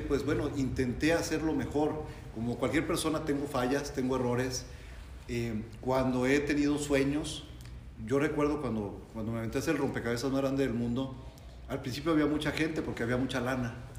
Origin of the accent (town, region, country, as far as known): Mexico